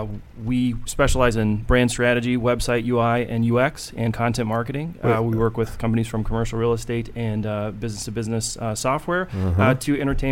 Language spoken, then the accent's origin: English; Northern Nevada, United States; I grew up in Northern Nevada, and the effect that had was a real sort of pioneer spirit is something that's woven through just the culture there.